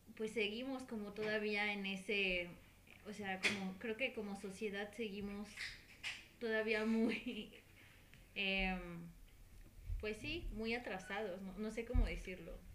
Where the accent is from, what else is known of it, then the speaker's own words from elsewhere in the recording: Mexico; como sociedad mexicana, como país mexicano en el que vivimos